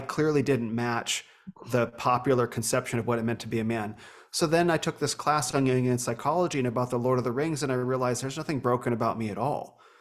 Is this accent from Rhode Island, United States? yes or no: no; Phoenix, Arizona, United States; also born or lived in Northern California; I grew up here in Phoenix